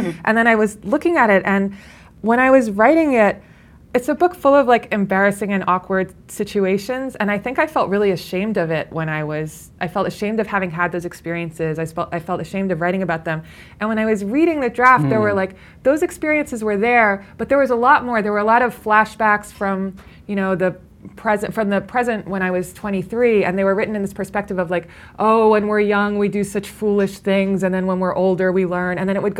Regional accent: Midwest, United States; I went to Brown after I came from the Midwest.

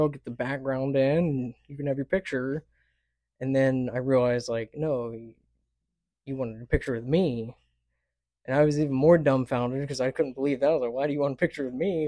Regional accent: Dallas, Texas, United States; also born or lived in El Paso, Texas / Oklahoma (family); I grew up in the D F W area for basically my whole life. I was born in El Paso

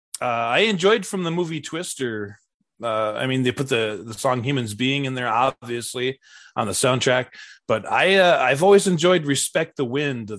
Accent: Minnesota, United States; I'm from Minnesota

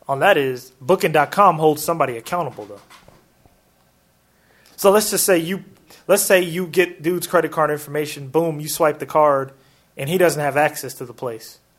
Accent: Portland, United States; in that city in city of Portland, which is my hometown.

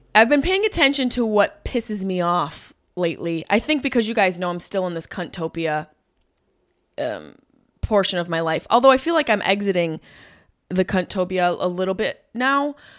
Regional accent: Syracuse, New York, United States; at the Syracuse Funny Bone. We sold out both shows, which is so great to do that in my hometown.

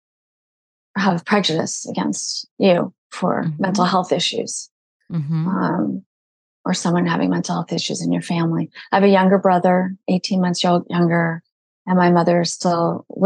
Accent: Malibu, California, United States; I grew up in Malibu.

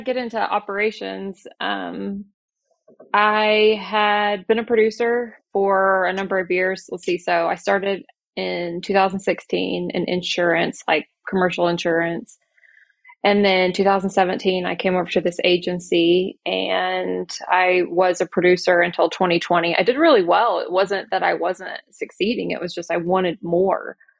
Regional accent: Oklahoma City, Oklahoma, United States; I am from Oklahoma City

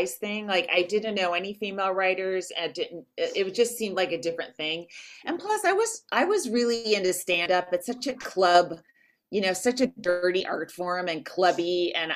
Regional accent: Walnut Creek, California, United States; I'm from Walnut Creek. I don't know if you know, it's the East Bay out there

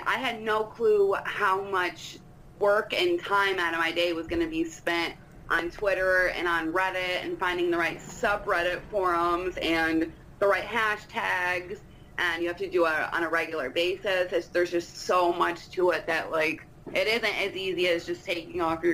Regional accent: New York, United States; I'm from New York

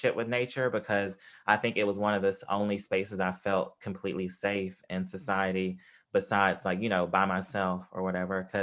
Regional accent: Tupelo, Mississippi, United States; where I grew up in Mississippi, in Tupelo, Mississippi

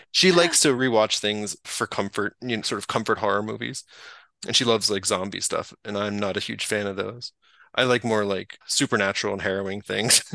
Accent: North Carolina, United States; I grew up in North Carolina

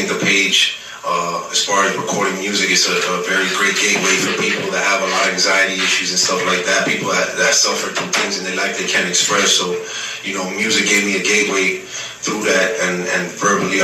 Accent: Miami, Florida, United States; also born or lived in Dominican Republic / Orlando, Florida; I was born over there. I was raised in Miami

